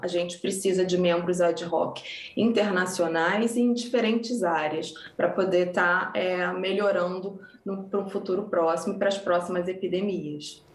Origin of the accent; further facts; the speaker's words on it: Brazil; moved away; ser reconhecida como brasileira no meu país foi muito importante